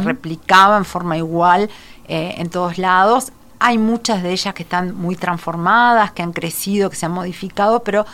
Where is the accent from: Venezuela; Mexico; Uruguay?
Uruguay; Salto; somos dos salteños